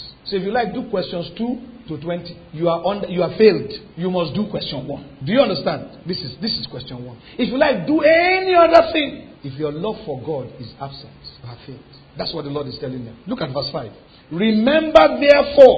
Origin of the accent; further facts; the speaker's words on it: Lagos, Nigeria; moved away; When we were growing up in Lagos, we had seasons in our compound